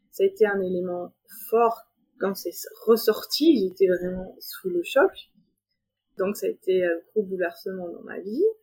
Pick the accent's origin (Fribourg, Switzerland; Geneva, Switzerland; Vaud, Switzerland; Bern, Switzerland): Geneva, Switzerland; je suis euh, de Genève, j'ai trois enfants